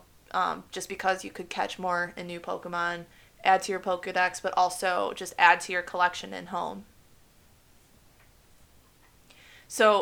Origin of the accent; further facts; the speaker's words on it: United States; as an American